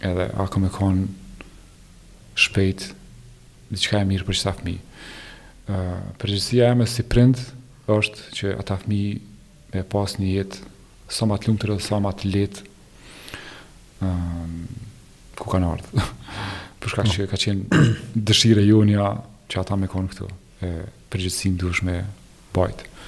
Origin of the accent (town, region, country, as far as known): Kosovo; moved away as an adult; now in Germany